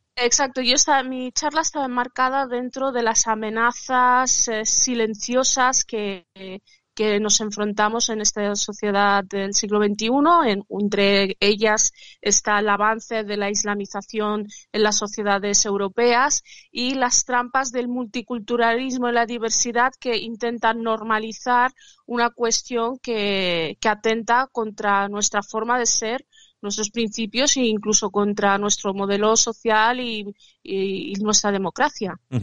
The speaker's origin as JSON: {"language": "Spanish", "country": "Spain", "tie": "born or raised there", "said": "Yo soy española porque me nacionalicé española, nacida en España de padres marroquíes"}